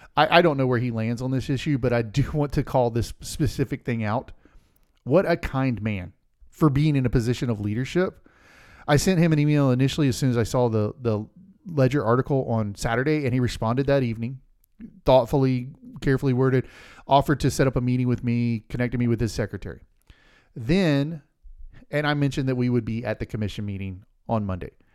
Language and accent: English; Polk County, Central Florida, United States; we grew up in Central Florida, Polk County.